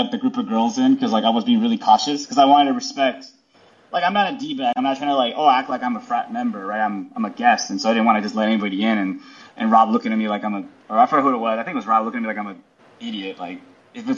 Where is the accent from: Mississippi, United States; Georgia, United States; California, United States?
California, United States; now in New York, United States; I'm so Californian